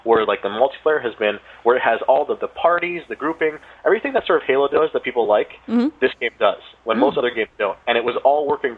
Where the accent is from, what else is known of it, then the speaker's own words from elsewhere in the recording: Canada; I'm Canadian.